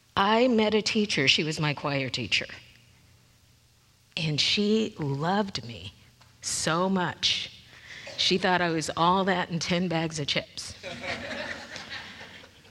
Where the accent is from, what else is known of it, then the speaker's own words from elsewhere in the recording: Lakewood, United States; I grew up in Lakewood. I was right here in Lakewood